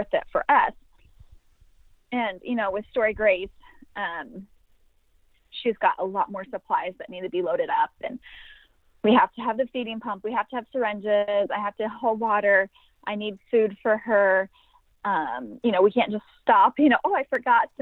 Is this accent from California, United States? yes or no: yes; Sacramento, California, United States; I'm from Sacramento, California